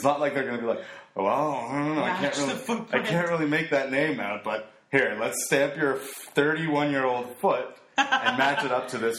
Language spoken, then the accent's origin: English; El Salvador; moved away; where I was born in El Salvador